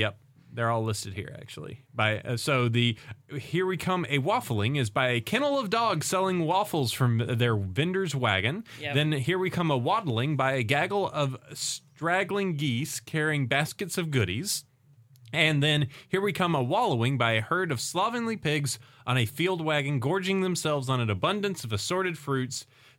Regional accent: Alabama, United States; growing up in Alabama

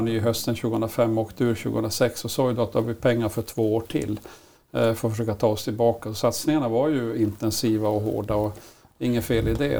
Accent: Malmberget, Norrbotten County, Sweden; moved away; also born or lived in Leksand; när jag växte upp i Malmberget

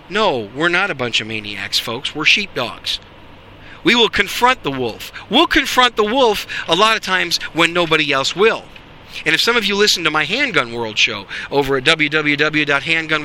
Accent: Wisconsin, United States; I grew up in Wisconsin.

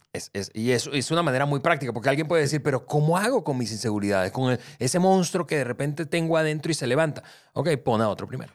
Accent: Venezuela; now in Mexico; yo soy venezolano, yo soy del Caribe

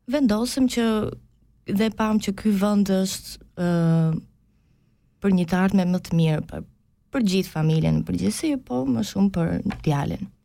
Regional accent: Albania; moved away; also born or lived in Greece; për ne është një emigrim i dytë kur jemi shpërngulur nga Shqipëria në Greqi.

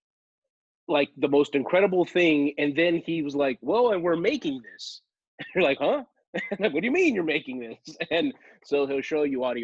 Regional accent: Los Angeles, California, United States; I'm from Los Angeles, and I'm one of the few who are natives. Born and raised in the shadows of the movie studios

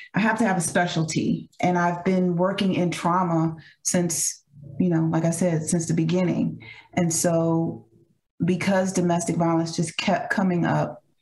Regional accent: New York City, New York, United States; moved away as an adult; now in North Carolina, United States; I'm originally from New York City. Came to North Carolina in 98

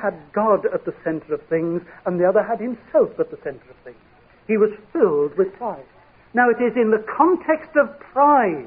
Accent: United Kingdom; we are British

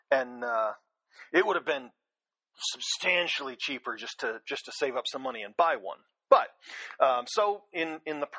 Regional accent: Virginia Beach, Virginia, United States; also born or lived in Los Angeles; Um, I actually kind of grew up all over the place. Um, when I was uh, when I was a kid, my dad uh, did a lot of uh, computing or computer consulting for the various Bell companies. Uh, so we started out in uh, Virginia Beach, Virginia, and then went out to uh, Los Angeles for a few years

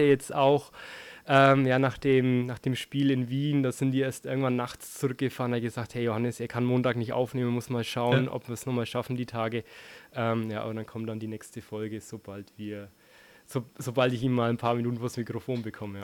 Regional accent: Franconia, Bavaria, Germany; accent: Franconian; ich aus mhm. einem Ort zehn Kilometer entfernt

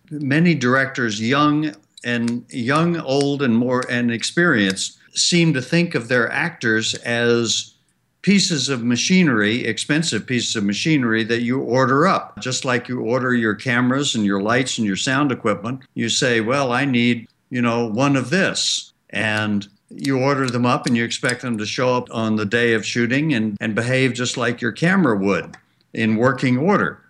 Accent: Birmingham, Alabama, United States; I understood from growing up in Birmingham

